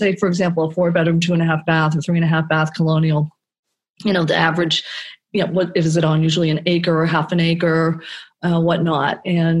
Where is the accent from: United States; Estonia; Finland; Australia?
United States; Florida; So I have to tell you, so we lived in a lot of different houses, but mostly I grew up in Florida, 1975